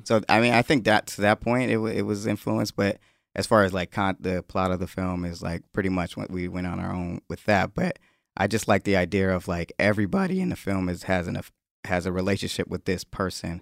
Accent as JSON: {"language": "English", "town": "Atlanta", "region": "Georgia", "country": "United States", "tie": "born or raised there", "also_born_or_lived": "Connecticut", "moved": "yes", "said": "I'm from Atlanta and everybody's a rapper in Atlanta"}